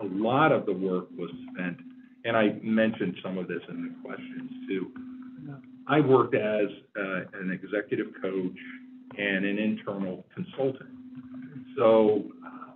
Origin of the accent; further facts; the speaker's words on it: Washington, District of Columbia, United States; moved away as an adult; also born or lived in Dallas-Fort Worth, Texas; now in Michigan, United States; I grew up in Washington, D.C.